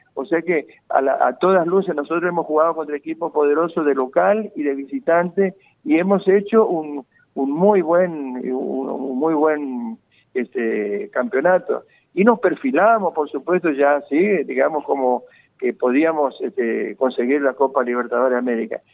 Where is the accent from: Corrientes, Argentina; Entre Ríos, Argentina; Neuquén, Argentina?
Corrientes, Argentina; Goya; moved away; amigos allá de Goya, por de mi pueblo